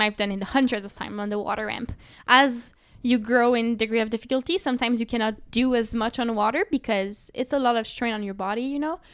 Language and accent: English; Sherbrooke, Quebec, Canada; Sherbrooke, my hometown